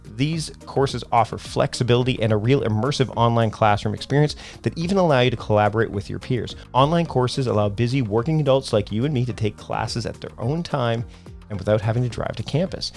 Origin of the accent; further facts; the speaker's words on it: Canada; I'm Canadian.